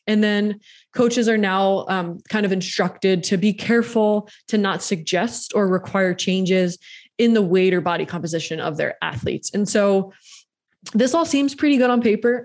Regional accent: East Coast, United States; moved away; I'm from the East Coast

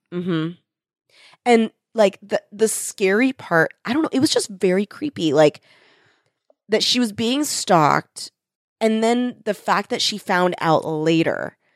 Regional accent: United States; we are American

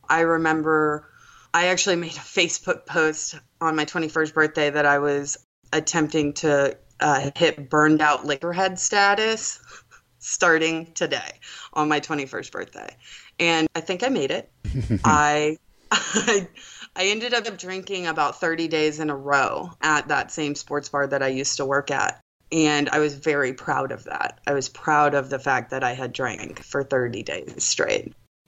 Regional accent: Charleston, South Carolina, United States; So I am born and raised in Charleston, South Carolina. I'm 30 years old.

